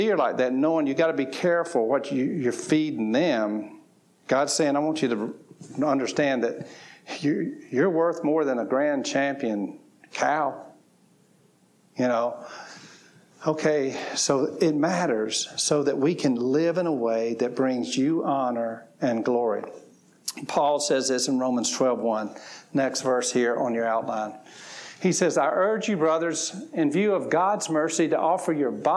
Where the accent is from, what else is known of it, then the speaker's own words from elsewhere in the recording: the South, United States; I grew up in the South, and I grew up on fried chicken, collard greens, cornbread, and all that kind of stuff